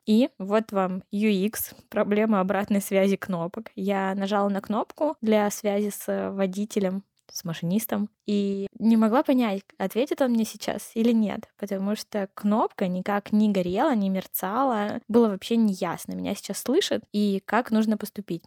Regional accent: Verkhny Ufaley, Chelyabinsk Oblast, Russia; из Верхнего Уфалея, это маленький город э, в Челябинской области

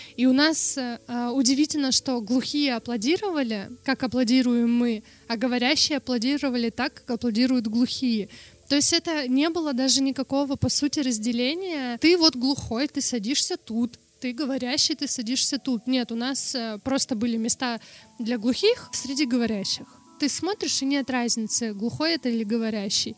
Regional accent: Norilsk, Krasnoyarsk Krai, Russia; first language Russian Sign Language; Russian is a second language; когда я родилась в 94-м, там явно в Норильске технологий никаких не было

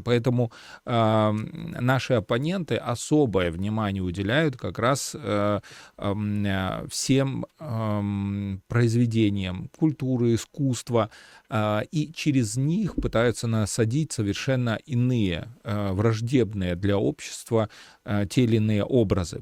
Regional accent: Belarus; мы э, сейчас, белорусы

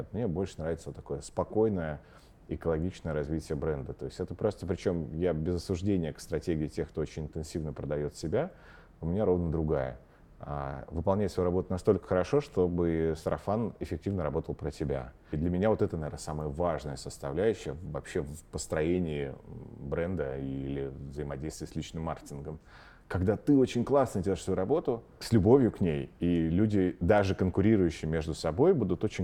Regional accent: Omsk, Omsk Oblast, Russia; now in Moscow, Russia; я из Омска.

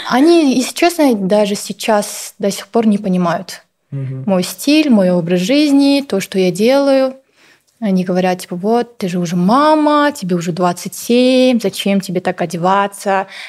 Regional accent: Kazakhstan; Я была вот казашка

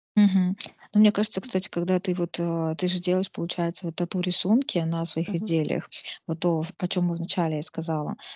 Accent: Nizhny Novgorod, Nizhny Novgorod Oblast, Russia; в городе, в Нижнем Новгороде, да, я из Нижнего Новгорода

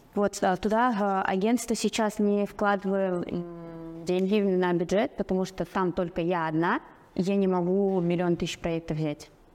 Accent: Aktau, Mangystau Region, Kazakhstan; now in Astana, Kazakhstan; я сама родом из Актау, сейчас я живу в Астане

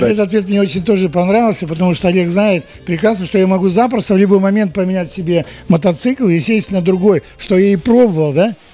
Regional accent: Kazakhstan; Ну, потому что я из Казахстана.

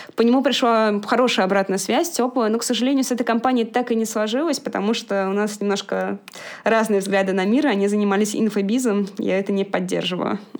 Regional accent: Moscow, Russia; я родилась и живу в Москве

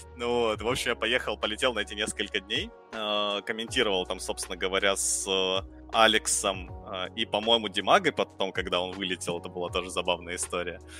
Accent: Dnipro, Dnipropetrovsk Oblast, Ukraine; moved away as an adult; also born or lived in Kyiv; now in Moscow, Russia; Я же сам как бы украинец, вот, из Украины. А, жил большую часть жизни в Днепропетровске.

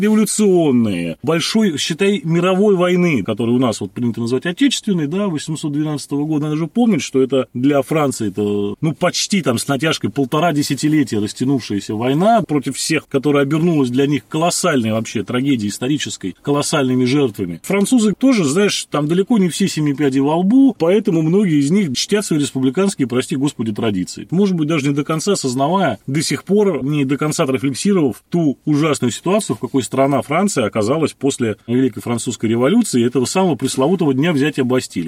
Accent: Saint Petersburg, Russia; Я, так сказать, ленинградец там уже в четвёртом поколении, поэтому вся моя семья так или иначе была этим затронута

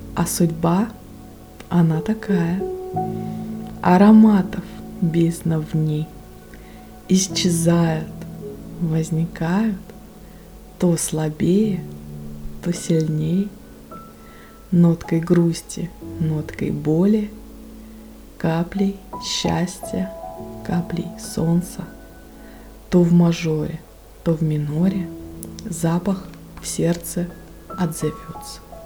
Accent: Russian Far East, Russia; я с Дальнего Востока

